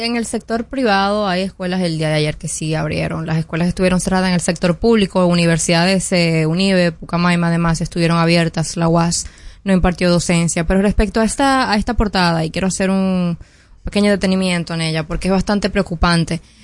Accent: Dominican Republic; nosotros como dominicanos

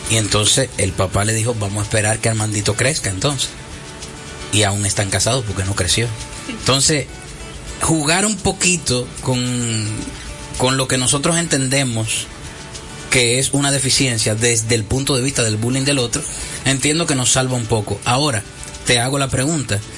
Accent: San Francisco de Macorís, Duarte, Dominican Republic; Yo nací en San Francisco de Macorís.

